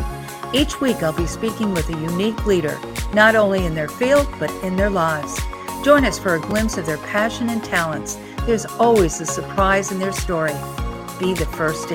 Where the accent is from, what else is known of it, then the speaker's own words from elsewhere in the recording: Long Island, New York, United States; moved away as an adult; now in Texas, United States; I'm a Northeast girl too. Mm-hmm. I grew up on Long Island and came to Texas for a job in 1987.